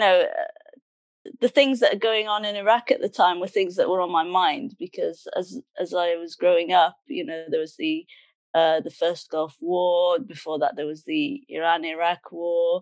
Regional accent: Cardiff, Wales, United Kingdom; also born or lived in Sunderland / Middlesbrough; although I was born in Sunderland, I actually grew up in Middlesbrough for the first 8 years before we came to Cardiff.

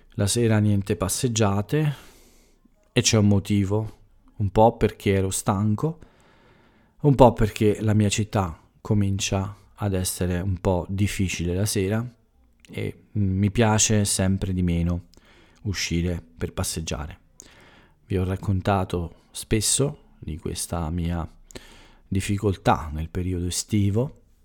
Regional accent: Italy; essere più vicini al, al mio paese, all'Italia

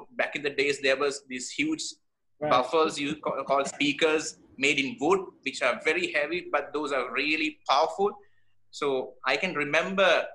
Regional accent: Kandy, Central Province, Sri Lanka; I grew up in Kandy.

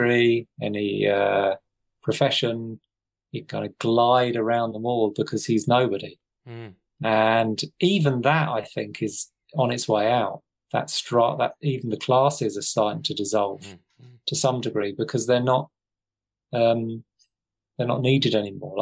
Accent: England, United Kingdom; being English

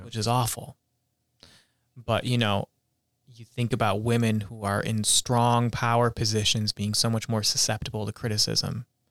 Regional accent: Whitesboro, New York, United States; growing up in Utica, New York, in a town called Whitesboro

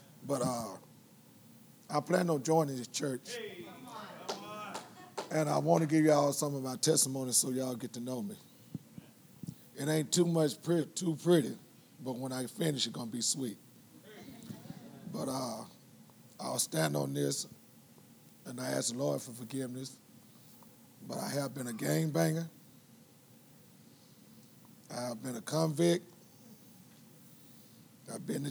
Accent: Los Angeles, California, United States; moved away as an adult; I'm from Los Angeles.

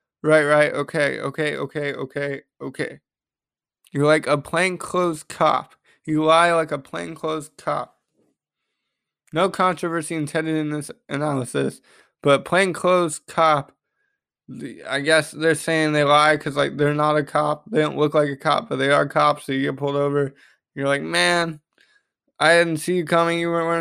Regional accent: Raleigh, North Carolina, United States; born and raised in Raleigh.

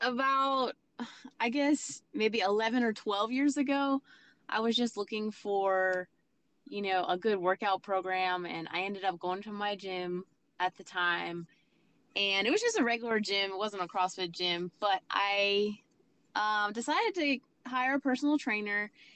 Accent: Pennsylvania, United States; moved away; I I grew up in Pennsylvania, so that's my hometown.

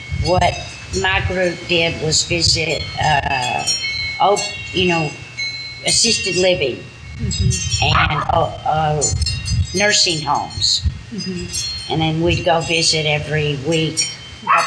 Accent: North Little Rock, Arkansas, United States; moved away as an adult; now in San Felipe, Mexico; I was born and raised in North Little Rock, Arkansas

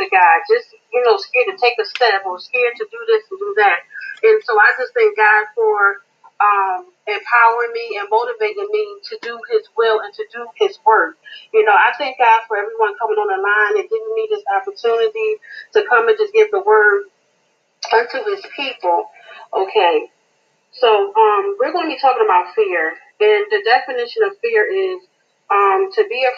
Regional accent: Greensboro, North Carolina, United States; I'm from Greensboro, North Carolina

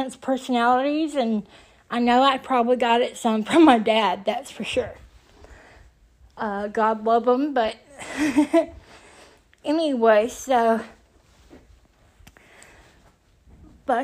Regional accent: Tuscaloosa, Alabama, United States; My hometown was just really starting to be filled with people all over on methadone, you know? In Tuscaloosa, Alabama

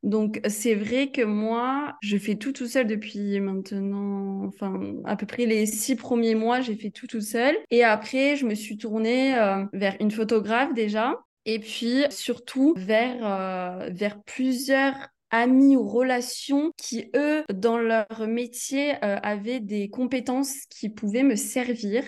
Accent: Aix-en-Provence, Provence-Alpes-Côte d'Azur, France; moved away; je suis née à Aix-en-Provence

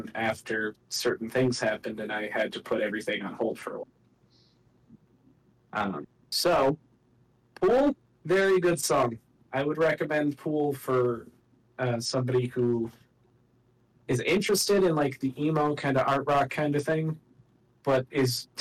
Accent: United States; I'm American

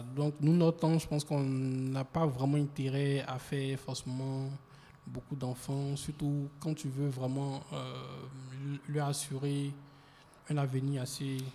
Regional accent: Côte d’Ivoire; c'est à l'intérieur, au sud, voilà, au sud de, de, de la Côte d'Ivoire, je crois bien. Bon, je suis un peu perdu. Il a pas de mais, mais, Voilà. Mais c'est là que j'ai grandi

